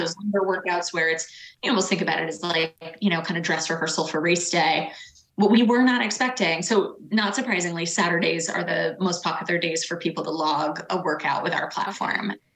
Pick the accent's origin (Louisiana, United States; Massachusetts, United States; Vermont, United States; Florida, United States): Massachusetts, United States; Boston; I'm born and raised in Boston